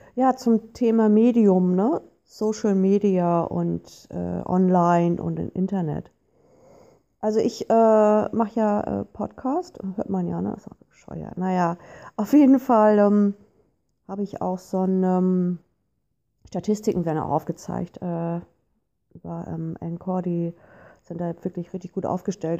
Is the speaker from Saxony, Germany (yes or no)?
no; Hamburg, Germany; Ich komme nun hier aus Hamburg